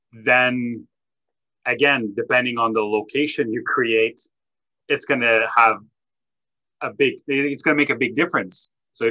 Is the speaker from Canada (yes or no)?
yes; Canada; I'm French Canadian